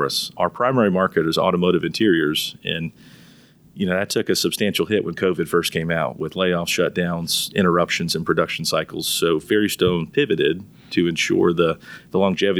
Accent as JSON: {"language": "English", "town": "Charlotte", "region": "North Carolina", "country": "United States", "said": "I'm from Charlotte originally"}